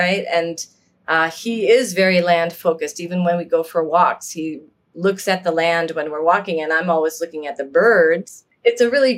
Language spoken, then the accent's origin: English; Niagara Falls, New York, United States; I grew up in Niagara Falls, New York, on the New York side.